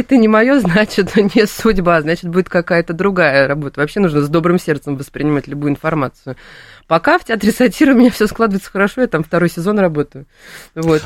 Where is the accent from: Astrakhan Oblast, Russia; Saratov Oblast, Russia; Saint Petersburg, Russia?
Saint Petersburg, Russia; я сама из Санкт-Петербурга